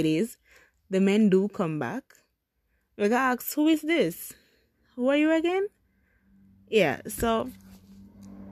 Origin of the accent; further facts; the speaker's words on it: Jamaica; I am Jamaican, and I have to acknowledge, nowhere no better than yard